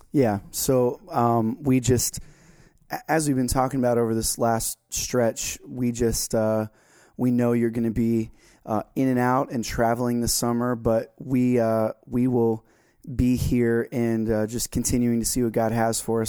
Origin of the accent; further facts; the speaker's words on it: Florida, United States; now in North Carolina, United States; my home state of Florida